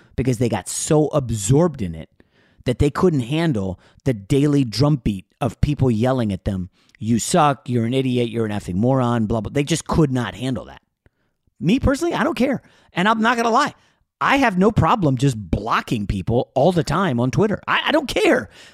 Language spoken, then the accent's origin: English; New York, United States; I was born in New York